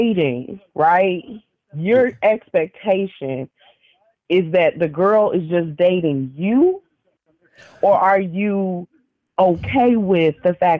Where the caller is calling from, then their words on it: Chicago, Illinois, United States; I'm calling from Chicago.